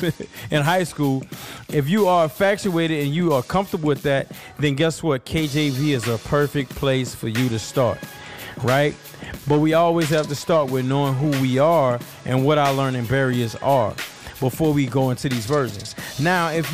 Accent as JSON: {"language": "English", "town": "New Orleans", "region": "Louisiana", "country": "United States", "said": "I'm from New Orleans, and in New Orleans we have like a lazy tongue, like a lazy mouth"}